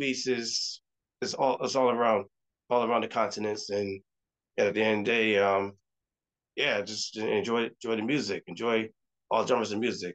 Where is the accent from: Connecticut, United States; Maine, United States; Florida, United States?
Connecticut, United States; also born or lived in New York City; I was born and raised in Connecticut